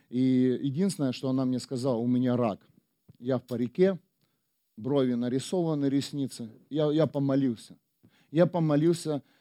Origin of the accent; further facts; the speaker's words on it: Ukraine; now in Germany; Бог привел меня в Германию. Мы приехали из Украины